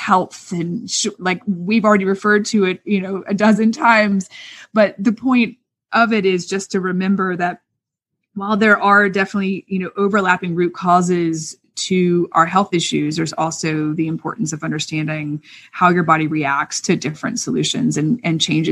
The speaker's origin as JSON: {"language": "English", "region": "the South", "country": "United States", "said": "I'm from the South."}